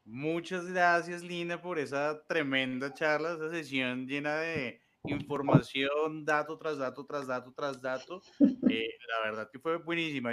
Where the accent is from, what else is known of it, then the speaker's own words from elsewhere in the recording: Colombia; los colombianos somos muy recursivos